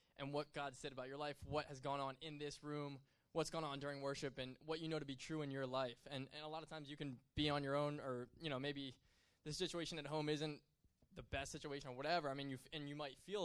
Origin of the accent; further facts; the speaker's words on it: Camp Hill, Pennsylvania, United States; I went to Camp Hill, high school, middle school, and high school